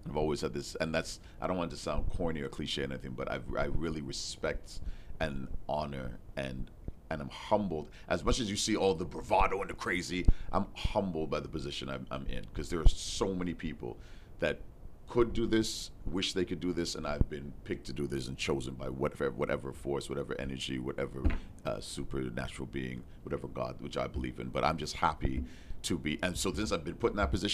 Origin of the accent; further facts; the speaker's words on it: Toronto, Ontario, Canada; I grew up in Toronto. I was born in Mount Sinai Hospital, downtown Toronto